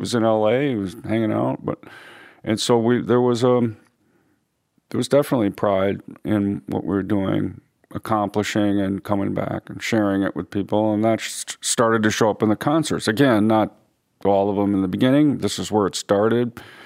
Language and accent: English; Minneapolis, Minnesota, United States; we're from Minneapolis